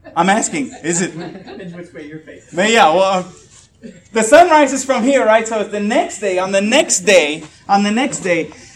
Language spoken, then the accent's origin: English; Puerto Rico; moved away; I'm Puerto Rican, uh, and I grew up in Puerto Rico.